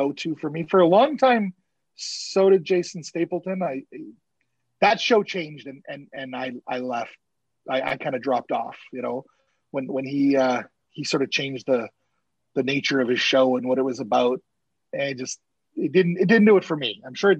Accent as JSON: {"language": "English", "country": "Canada", "also_born_or_lived": "Winnipeg, Manitoba", "said": "I'm Canadian"}